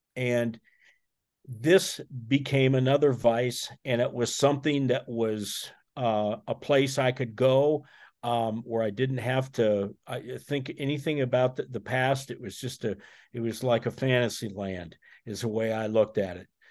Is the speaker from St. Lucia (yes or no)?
no; Iowa, United States; I'm from Iowa, so I'm a, I'm a corn guy